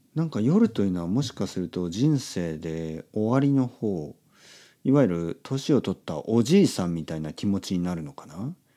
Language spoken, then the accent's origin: Japanese; Oita, Japan; 福岡からあの僕の出身の大分